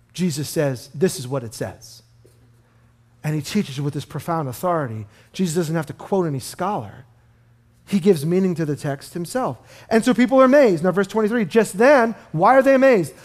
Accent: New York City, New York, United States; I grew up in Brooklyn

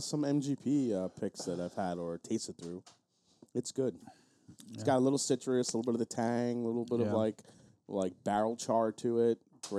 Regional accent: Long Island, New York, United States; I played a long time ago with my, you know, my friends growing up on Long Island.

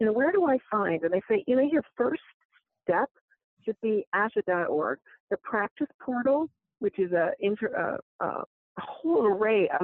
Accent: Midwest, United States; I'm from the Midwest too. I was raised with, you know, just let your work speak for yourself.

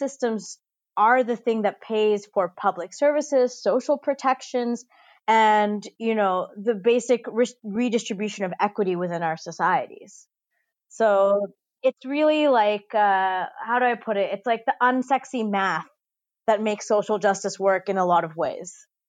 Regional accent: Dubai, United Arab Emirates; I grew up in Dubai in the United Arab Emirates, which is a country that was founded in 1971.

